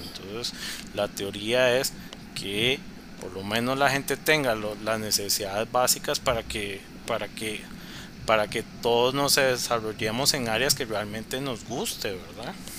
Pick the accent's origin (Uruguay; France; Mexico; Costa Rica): Costa Rica; Cartago; soy de Cartago